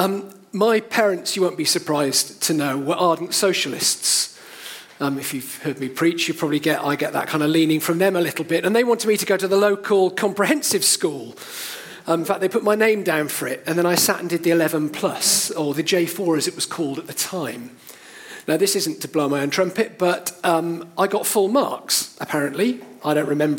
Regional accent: Cheltenham, South West England, United Kingdom; now in Sevenoaks, United Kingdom; I grew up in Cheltenham, I now live in Sevenoaks

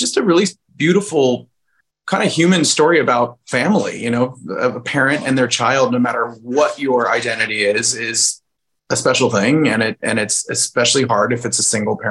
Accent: San Diego, California, United States; also born or lived in Indianapolis; I was only born there. I grew up in San Diego

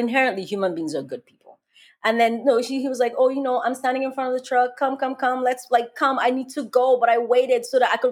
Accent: Nigeria; I am black and I'm Nigerian

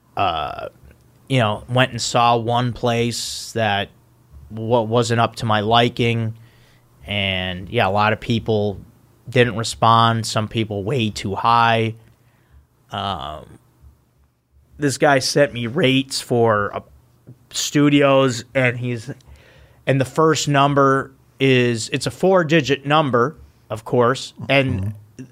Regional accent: Park Ridge, Illinois, United States; moved away; in my hometown of Park Ridge

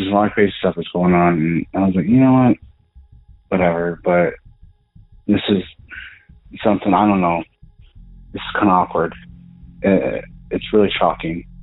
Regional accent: Southern Colorado, United States; I'm from Southern Colorado

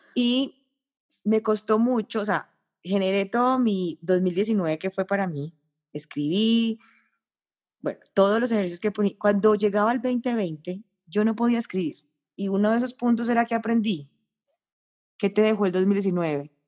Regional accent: Paisa, Antioquia, Colombia; yo soy paisa

